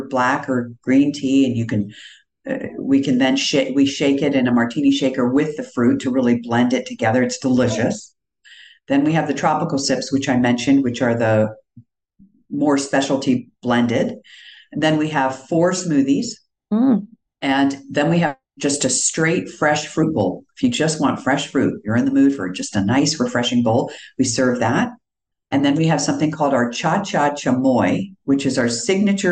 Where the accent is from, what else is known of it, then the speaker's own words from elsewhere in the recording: East Coast, United States; moved away; also born or lived in Northern Virginia / New York; I grew up on the East Coast, and one thing I remember clearly, both Northern Virginia outside of Washington and New York, which are the two places I lived most of my life before moving here